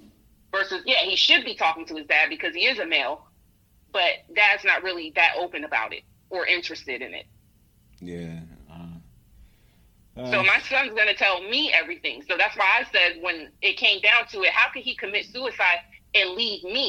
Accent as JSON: {"language": "English", "country": "United States", "said": "I am American"}